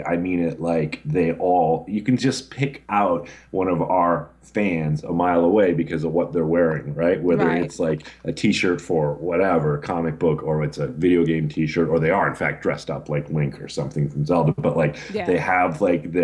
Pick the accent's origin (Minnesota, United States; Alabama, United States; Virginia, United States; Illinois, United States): Minnesota, United States; Twin Cities; I grew up in the Twin Cities